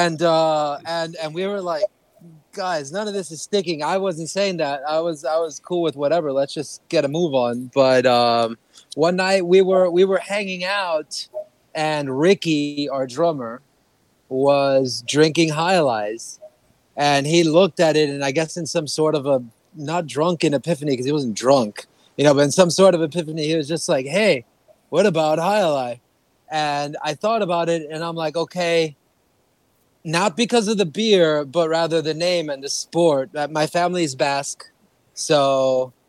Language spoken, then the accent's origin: English; Miami, Florida, United States; I'm from Miami.